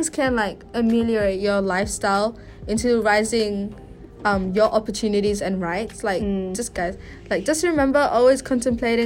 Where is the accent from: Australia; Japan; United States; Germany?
Australia; I was born in Australia, so I had trouble because we would go to Malaysia, like, once a year. And, like, and I don't really talk in Malay in Australia